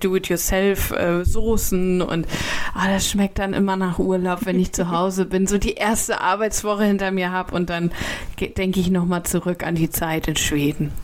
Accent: Kiel, Schleswig-Holstein, Germany; meine Heimat

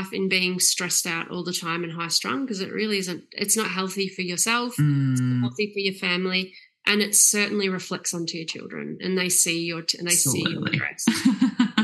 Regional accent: Yarra Valley, Victoria, Australia; moved away as an adult; now in Far North Queensland, Australia; And I think growing up in the Yarra Valley

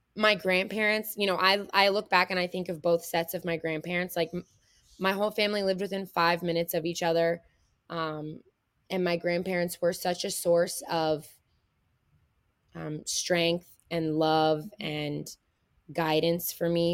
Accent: Middletown, Ohio, United States; I grew up in Middletown, Ohio. Um, it's a pretty small town, um, in between Cincinnati and Dayton

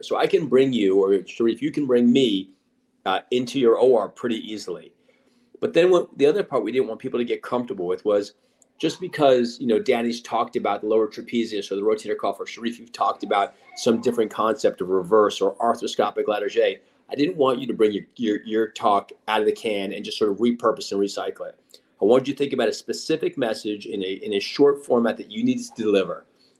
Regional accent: Connecticut, United States; A little bougie, but, you know, I'm from Connecticut, so now I have to own it.

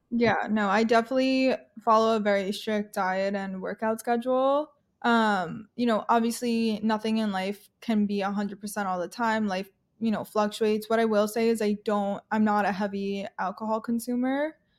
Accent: Long Island, New York, United States; I'm from New York, originally grew up on Long Island

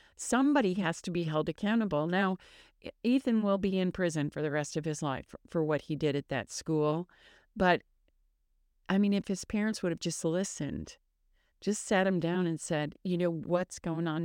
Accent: Michigan, United States; moved away; I grew up in Michigan

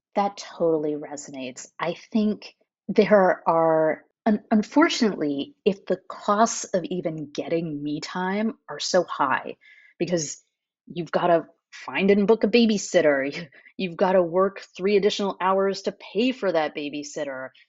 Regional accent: United States; moved away as an adult; now in France; as an American

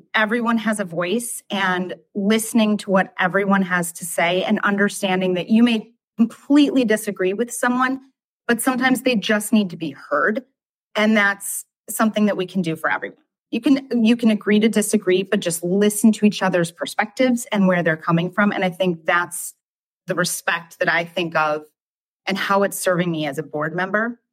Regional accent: Wilmette, Illinois, United States; also born or lived in Michigan / Lake Bluff, Illinois; I grew up in Michigan and then moved to Wilmette when I was nine

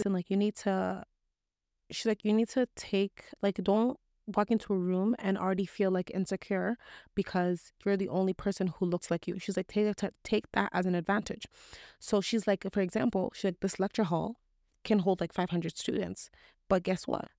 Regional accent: Canada; also born or lived in Toronto; I'm just as Canadian as you

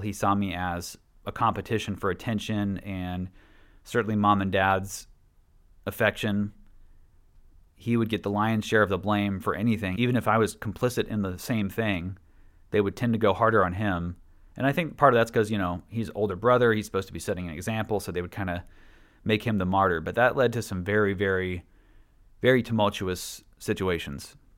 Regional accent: Washington, United States; also born or lived in Statesboro, Georgia; we grew up in Statesboro from the ages of seven and nine until we moved to Washington State

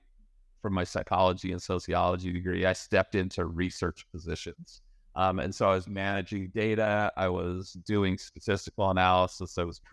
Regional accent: Idaho, United States; If you go back far enough, I was raised in Idaho, in the US. And aside from raising potatoes, growing potatoes, which is a real thing, by the way, there's not a lot going on. There was a nuclear waste storage facility near my hometown.

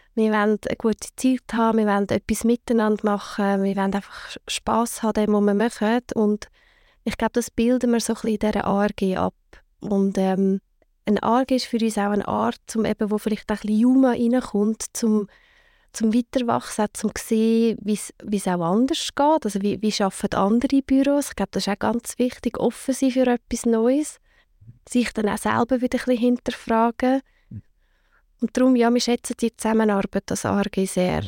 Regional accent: Zug, Switzerland; also born or lived in Lucerne / Zurich; wir sind beide sind wir in Zug aufgewachsen

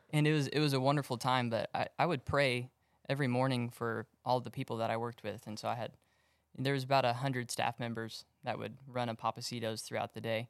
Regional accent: Magnolia, Texas, United States; I grew up in Magnolia, out in the woods.

